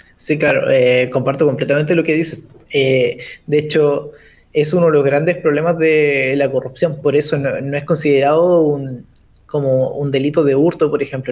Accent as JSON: {"language": "Spanish", "country": "Chile", "said": "como chilenos"}